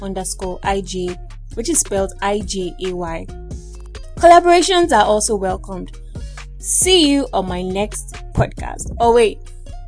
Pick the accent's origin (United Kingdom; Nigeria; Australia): Nigeria; Igbo land, southeastern Nigeria; moved away; also born or lived in Edo State, Nigeria; I'm actually a native of Edo State. But I'm sort of related to the north, and I grew up in Igbo land as well as schooled in Yoruba land